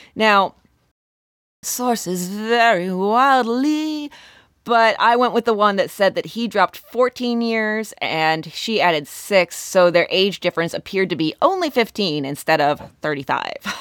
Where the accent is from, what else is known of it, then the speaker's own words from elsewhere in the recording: Warren County, Pennsylvania, United States; now in southwestern Pennsylvania, United States; Warren County, where I'm from in Pennsylvania